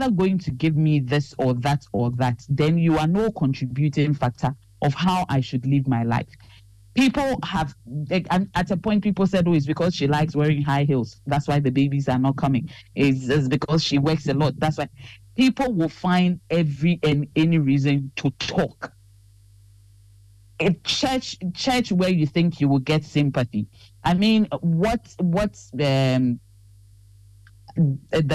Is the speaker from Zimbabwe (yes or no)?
no; Ghana; we are trained as very Ghanaian